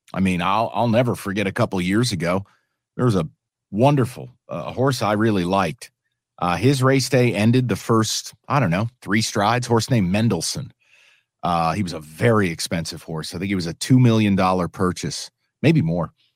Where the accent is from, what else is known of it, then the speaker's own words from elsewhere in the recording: New York City, New York, United States; now in Detroit, United States; I'm a New Yorker